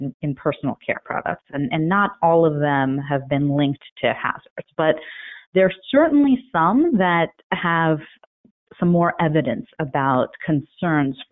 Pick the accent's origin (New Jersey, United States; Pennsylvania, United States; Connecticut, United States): New Jersey, United States; Elizabeth; also born or lived in Cambridge, Massachusetts / New York City; I grew up in Elizabeth, New Jersey, really on the banks of a highly polluted river